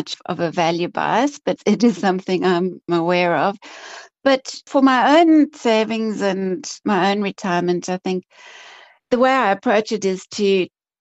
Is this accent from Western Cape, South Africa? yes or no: yes; Cape Town, Western Cape, South Africa; I'm Cape Town born and bred. I grew up in Cape Town, went to university at UCT